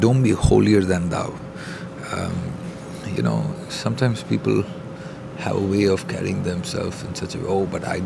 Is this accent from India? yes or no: yes; India; growing up in India